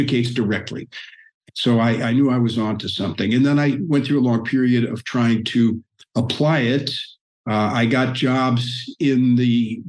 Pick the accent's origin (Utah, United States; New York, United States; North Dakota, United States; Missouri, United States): Missouri, United States; moved away; I grew up in the Midwest on a farm